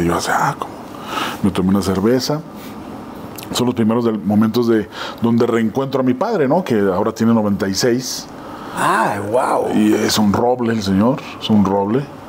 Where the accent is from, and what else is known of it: Ciudad Juárez, Chihuahua, Mexico; moved away as an adult; now in Mexico City, Mexico